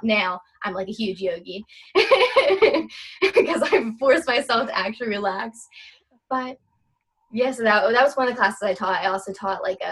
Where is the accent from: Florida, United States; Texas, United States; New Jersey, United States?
New Jersey, United States; I'm on the East Coast, I'm from Jersey